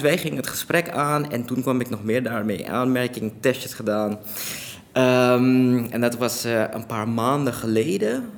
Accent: Suriname; now in Netherlands; ik ben in Suriname geboren en daar opgegroeid en ook daar naar school geweest.

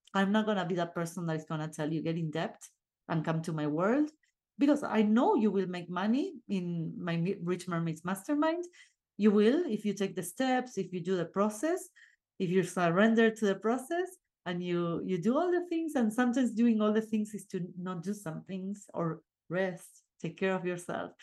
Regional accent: Argentina; English is a second language; moved away; I'm from Argentina, and my partner too

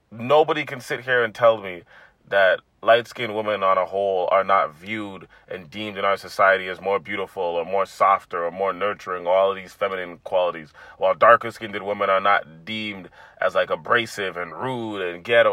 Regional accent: Toronto, Ontario, Canada; growing up in a black household, and especially growing up in Toronto

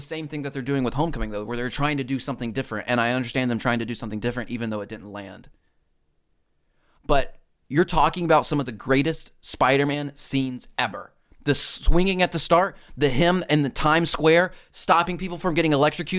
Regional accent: Alabama, United States; But I know what a quarterback is. I was raised in Alabama.

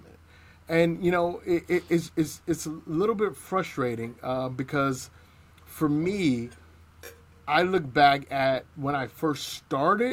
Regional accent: East Cleveland, Ohio, United States; I grew up in East Cleveland in the 80s and 90s

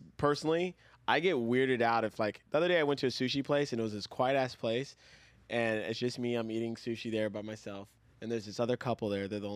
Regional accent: Saudi Arabia; now in United States; when I grew up in Saudi Arabia

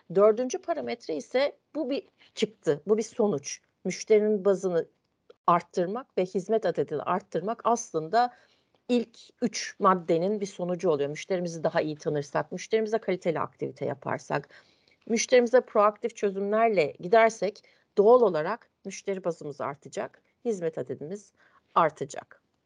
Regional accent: Ankara, Turkey; ben Ankara'da doğdum, büyüdüm

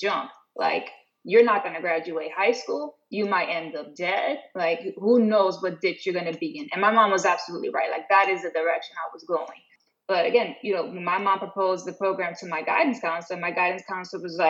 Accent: New York City, New York, United States; also born or lived in Maryland; I grew up in the South Bronx, you know, single mom

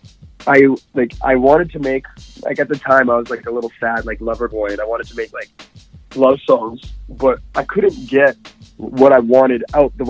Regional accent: Edmonton, Alberta, Canada; here in my hometown

